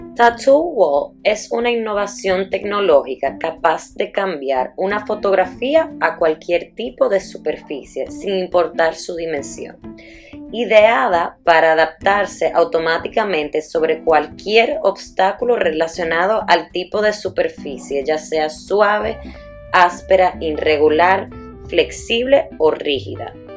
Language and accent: Spanish; Dominican Republic; also born or lived in Italy; nací en Italia y me crié en República Dominicana.